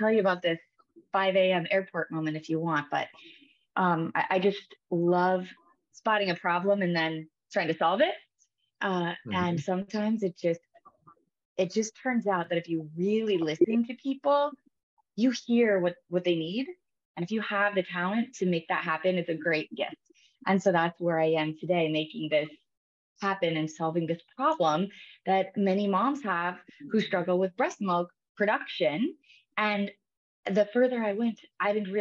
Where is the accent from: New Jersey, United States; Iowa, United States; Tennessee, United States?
Iowa, United States; I am a Midwest girl. So I grew up in the Midwest in Iowa